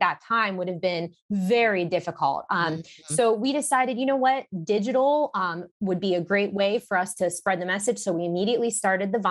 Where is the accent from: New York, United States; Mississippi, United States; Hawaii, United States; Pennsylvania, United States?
Pennsylvania, United States; Pittsburgh; I started really as an events professional in my hometown